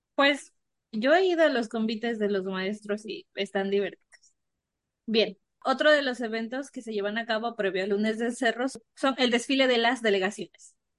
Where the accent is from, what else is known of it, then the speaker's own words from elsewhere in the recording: La Mazateca, Oaxaca, Mexico; crecí un tiempo en la Mazateca